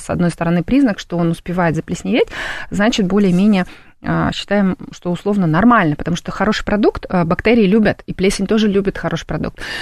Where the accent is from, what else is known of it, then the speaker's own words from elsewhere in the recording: Tashkent, Uzbekistan; moved away; я родилась в Ташкенте